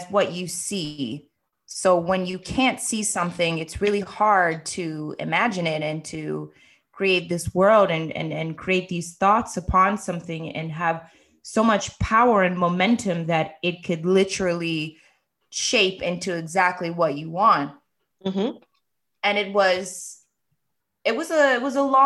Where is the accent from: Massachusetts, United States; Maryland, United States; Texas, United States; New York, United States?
Maryland, United States; moved away; I was born and raised in Maryland